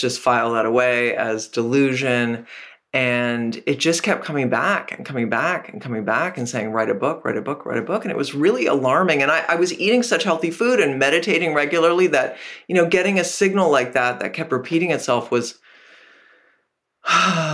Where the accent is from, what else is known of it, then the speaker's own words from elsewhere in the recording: Canada; moved away; also born or lived in Portland, Maine; I grew up in Canada and I did national radio